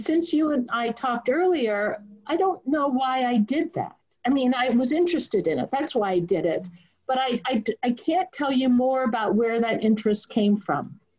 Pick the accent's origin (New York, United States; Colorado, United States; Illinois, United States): Illinois, United States; Glencoe; also born or lived in Washington, D.C., United States; now in Toronto, Canada; I grew up in Washington, D.C., and just sort of in an ordinary family, a Christian family, went to church, obviously part of the Christian church